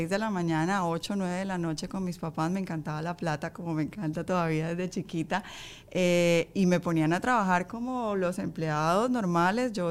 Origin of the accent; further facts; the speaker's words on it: Colombia; moved away as an adult; Yo salí de Colombia hace 16 años.